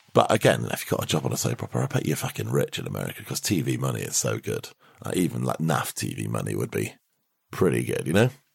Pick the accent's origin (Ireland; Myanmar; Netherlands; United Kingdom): United Kingdom; as a Brit